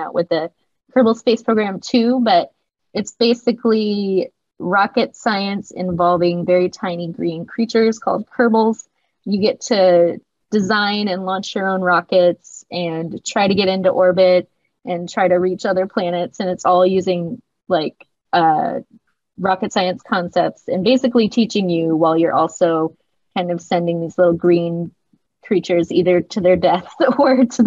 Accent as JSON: {"language": "English", "region": "Virginia", "country": "United States", "moved": "yes", "lives_now": "East Bay, California, United States", "said": "I'm from Virginia"}